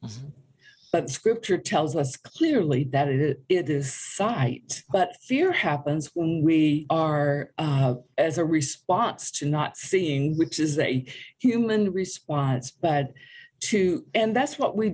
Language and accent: English; Greenwood, South Carolina, United States; moved away as an adult; also born or lived in Europe; now in Oklahoma, United States; I'm from South Carolina originally, okay. Town of Greenwood.